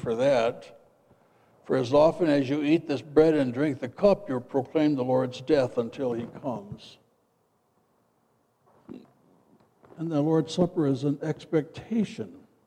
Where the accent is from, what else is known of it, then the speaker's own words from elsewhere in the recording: Midwest, United States; moved away as an adult; also born or lived in Freeport, Illinois; now in Tucson, United States; where I grew up back in the Midwest